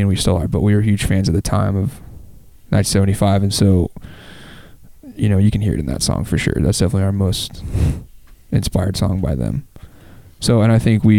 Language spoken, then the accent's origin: English; Memphis, Tennessee, United States; We both were like born and raised in Memphis